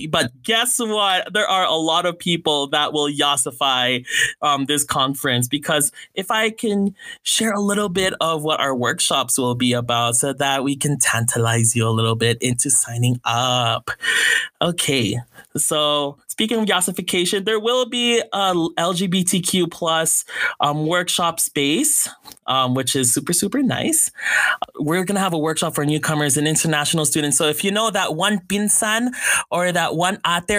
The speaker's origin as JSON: {"language": "English", "country": "Philippines", "said": "there are a lot of good things about being Filipino. It's okay."}